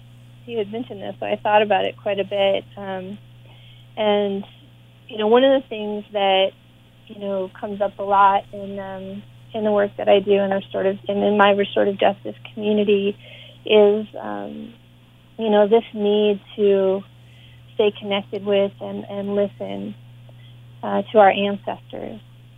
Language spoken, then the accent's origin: English; Boston, Massachusetts, United States; born there; And also, you know, I was born in Boston, so I have some connection to the area.